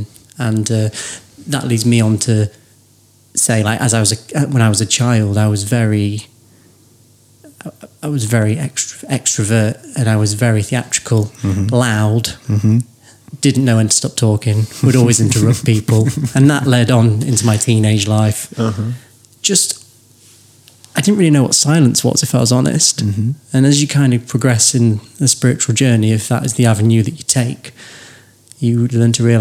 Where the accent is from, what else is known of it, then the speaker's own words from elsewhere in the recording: Waddington, East Midlands, United Kingdom; I grew up in Waddington in Lincoln, not far away from where we are. Born and raised